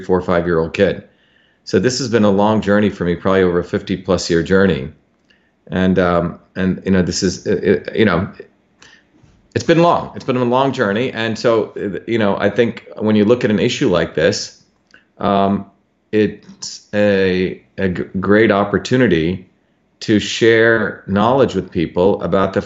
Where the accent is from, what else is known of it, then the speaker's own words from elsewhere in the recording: India; I grew up in India, which had a caste system as a child.